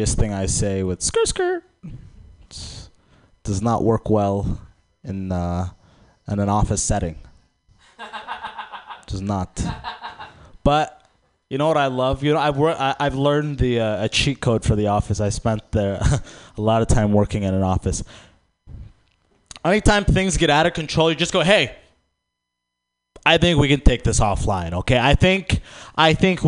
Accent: Sudan; I'm actually from Sudan

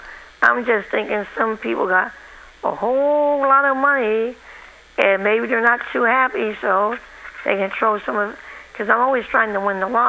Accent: San Francisco, California, United States; Oh yeah, I was in San Francisco.

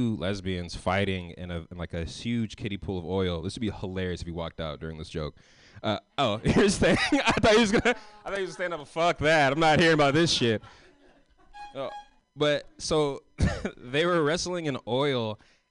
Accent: San Francisco, California, United States; I'm from San Francisco. I'm from the West Coast

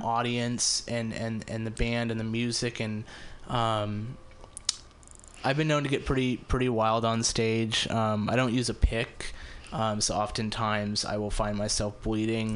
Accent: Las Vegas, Nevada, United States; moved away as an adult; also born or lived in Ventura, California / Reno, Nevada; now in San Francisco, United States; I grew up in Las Vegas, so it's actually the first time I have performed in Las Vegas. Um, I moved away when I was 18

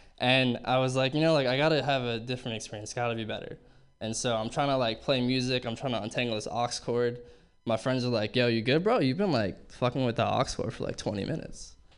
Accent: Berkeley, California, United States; Looking back, I realized, you know, growing up in Berkeley in the 70s, totally fucking did drugs, like absolutely fucking lying.

